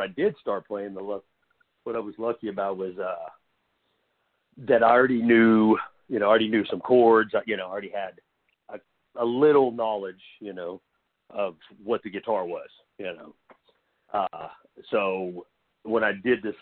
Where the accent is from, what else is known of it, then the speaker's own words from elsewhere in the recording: Oklahoma, United States; I'm from Oklahoma, so there is, it's like, when I was a kid, it was mostly the, you know, all country and stuff like that around